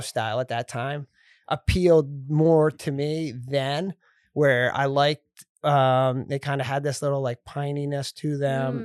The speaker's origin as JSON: {"language": "English", "town": "West Kingston", "region": "Rhode Island", "country": "United States", "tie": "born or raised there", "said": "I grew up in Rhode Island"}